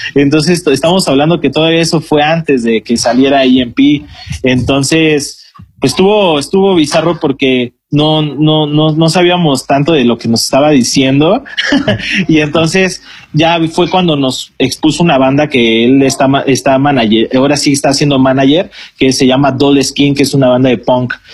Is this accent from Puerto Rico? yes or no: no; Mexico